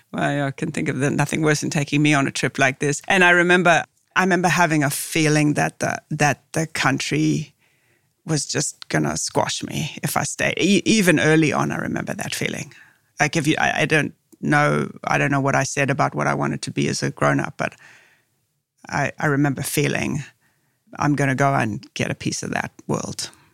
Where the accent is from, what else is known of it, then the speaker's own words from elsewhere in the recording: South Africa; moved away; growing up in South Africa was the isolation